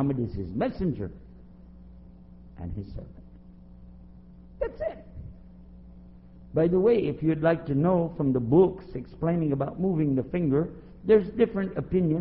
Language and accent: English; Texas, United States; Now I'm from Texas, so I understand saying you all. We say you all to everybody